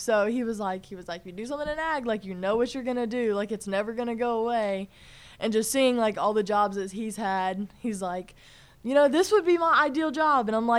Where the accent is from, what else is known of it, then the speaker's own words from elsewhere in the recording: Georgia, United States; born there; I really love South Carolina, but I was born in Georgia and spent a lot of time in Georgia within, like, travel ball